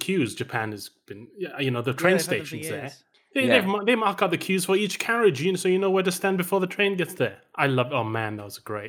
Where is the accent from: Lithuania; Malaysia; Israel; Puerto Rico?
Malaysia; First time I ever saw a queue was when I the first time I went to the UK. I grew up in Malaysia.